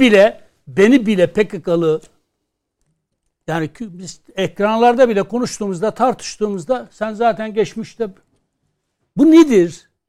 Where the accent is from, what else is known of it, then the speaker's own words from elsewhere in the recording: Kurdish regions, Turkey; ben Kürdüm. Ben şu an Kürtçemi rahatlıkla konuşamıyorum